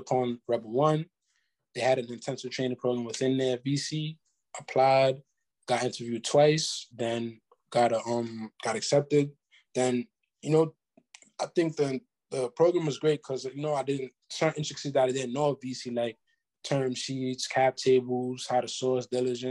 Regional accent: New York, United States; moved away as an adult; now in Los Angeles, United States; I'm from New York originally, and now I live

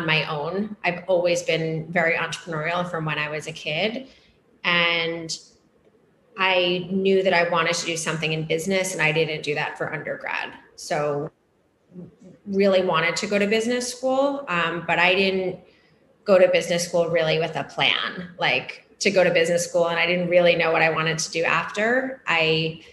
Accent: outside of Boston, Massachusetts, United States; now in New York City, United States; I grew up outside of Boston

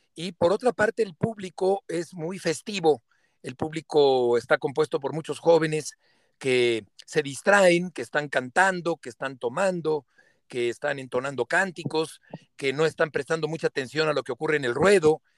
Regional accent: Mexico; como narrador mexicano en Pamplona

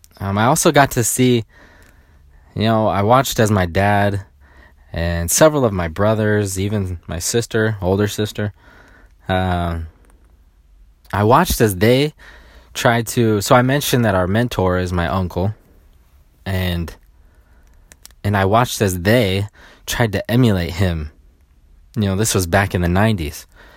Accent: Sacramento, California, United States; When I grew up, I grew up in around Sacramento, and I'm the youngest of 10 children, okay?

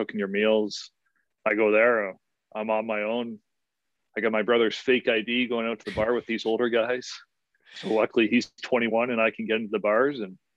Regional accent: Barrie, Ontario, Canada; play in my hometown. I get to play with my brother.

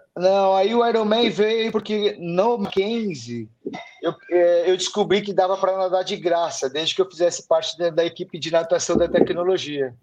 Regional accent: São Paulo, Brazil; eu nasci em São Paulo, sou paulistano da Gema

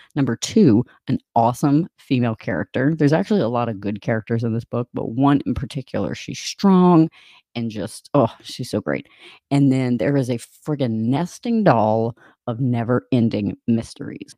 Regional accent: Louisiana, United States; moved away; also born or lived in Michigan; I'm from Louisiana

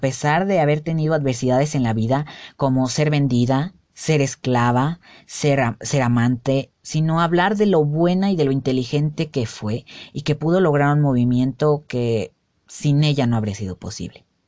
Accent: Mexico; como mexicanos nos podemos

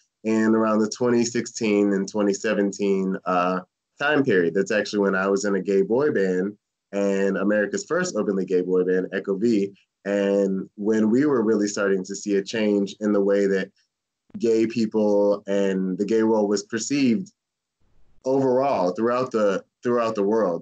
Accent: St. Petersburg, Florida, United States; I grew up in St. Pete

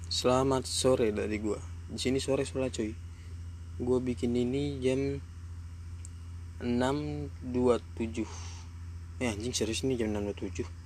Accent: Depok, West Java, Indonesia; Oh ya asal Depok gue ya. Gue asal Depok, umur gue baru bulan kemarin 18 tahun

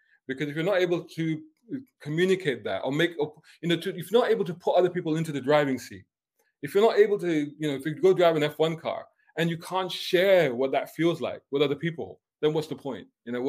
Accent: Islington, London, United Kingdom; moved away; Somebody was asking me about my accent, you know. And obviously my accent is the result of living in different places and doing different stuff. And then I think back to, okay, if I had continued to be that kid, you know, born and growing up in Islington in London

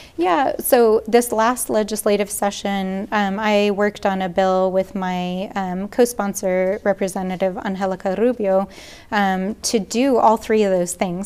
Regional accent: Albuquerque, New Mexico, United States; also born or lived in Farmington, New Mexico; I grew up here in Albuquerque

